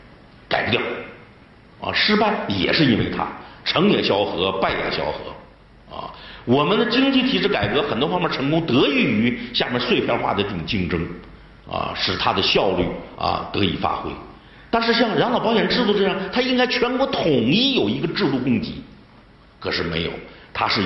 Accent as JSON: {"language": "Chinese", "region": "Liaoning", "country": "China", "said": "你比如我是辽宁人。辽宁人，你大连到沈阳那是不可能的"}